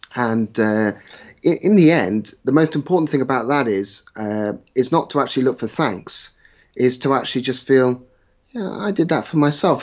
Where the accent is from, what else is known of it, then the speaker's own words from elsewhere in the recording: West Country, South West England, United Kingdom; I was brought up in the West Country, played my rugby mostly in the West Country